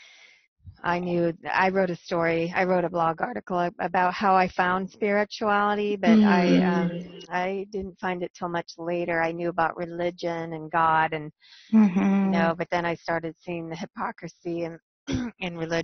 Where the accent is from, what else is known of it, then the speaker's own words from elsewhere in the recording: Euclid, Ohio, United States; I was born in Euclid, Ohio